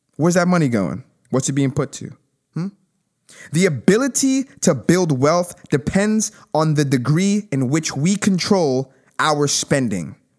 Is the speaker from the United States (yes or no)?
yes; United States; We are all Americans